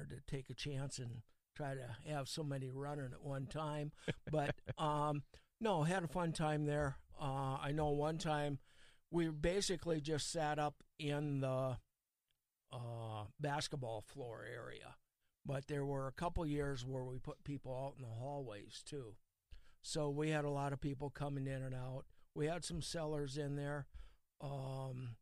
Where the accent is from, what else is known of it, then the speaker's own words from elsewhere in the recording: North Dakota, United States; also born or lived in Fargo, North Dakota; now in Milbank, United States; growing up in North Dakota, we lived about 100 yards away from the railroad track